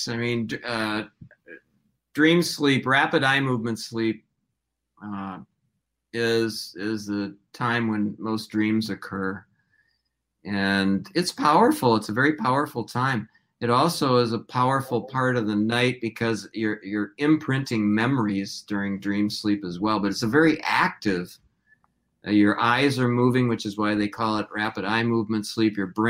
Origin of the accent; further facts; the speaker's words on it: Hopkins, Minnesota, United States; also born or lived in Detroit; Well, I was actually born in Detroit, but my parents moved here about 6 months after I was born. So I grew up in Minnesota. I grew up in Hopkins.